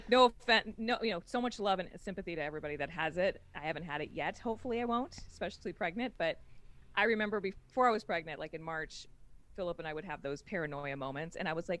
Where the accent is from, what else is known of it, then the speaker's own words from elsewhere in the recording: New York, United States; now in Los Angeles, United States; I switched gears and tried to stop being a New Yorker. Like tried. I finally like stopped walking in Los Angeles